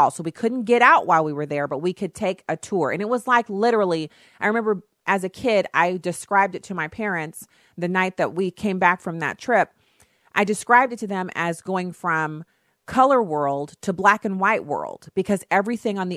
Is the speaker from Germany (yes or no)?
yes; Germany; now in United States; I know it sounds weird for me to say it's so much fun to live in the United States, but I grew up in Germany. And so I love Germany. It's a beautiful country. It was a wonderful place to grow up.